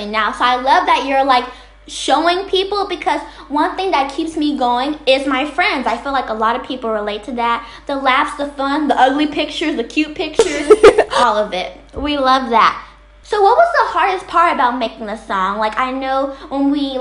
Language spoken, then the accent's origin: English; Texas, United States; now in Los Angeles, United States; I'm originally from Texas, but I moved to Los Angeles